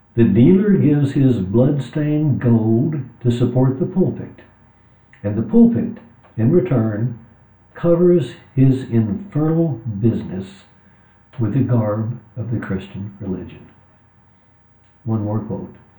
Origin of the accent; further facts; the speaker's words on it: West Texas, United States; So I talked about growing up in West Texas. I was born in 43, so in the 50s in West Texas.